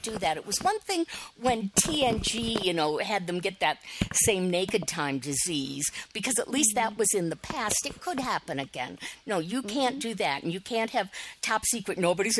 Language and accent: English; Detroit, Michigan, United States; as a kid growing up in the Detroit area.